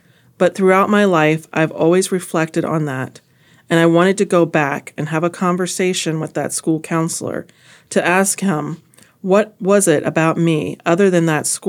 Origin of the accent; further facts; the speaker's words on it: East St. Louis, Illinois, United States; I grew up in East St. Louis, Illinois, District 189.